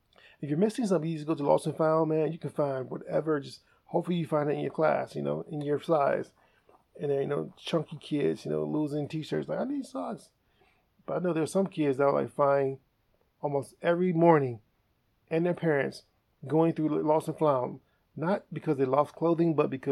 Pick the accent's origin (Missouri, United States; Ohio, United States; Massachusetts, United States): Ohio, United States; East Cleveland; I grew up in the East Cleveland area.